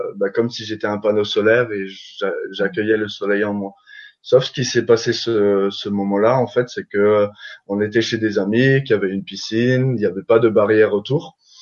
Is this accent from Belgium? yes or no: no; Alsace, Grand Est, France; je viens d'Alsace